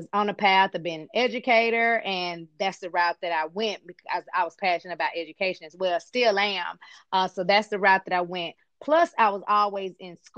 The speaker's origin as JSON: {"language": "English", "town": "Memphis", "region": "Tennessee", "country": "United States", "tie": "born or raised there", "said": "I was born and raised here in Memphis, Tennessee"}